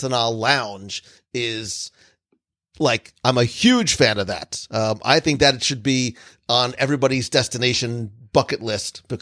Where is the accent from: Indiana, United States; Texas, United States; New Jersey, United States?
New Jersey, United States; now in Florida, United States; I grew up in New Jersey where diners were a thing